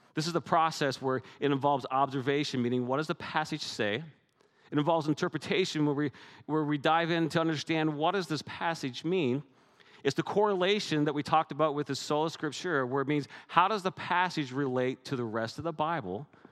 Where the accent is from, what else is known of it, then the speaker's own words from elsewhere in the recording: Canada; I'm Canadian